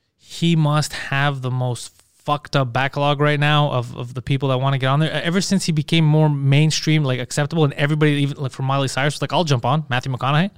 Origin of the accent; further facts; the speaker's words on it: Montreal, Quebec, Canada; accent: heavy Greek accent in French; English is a second language; moved away; I was born in Montreal, but being a Greek guy, I have a heavy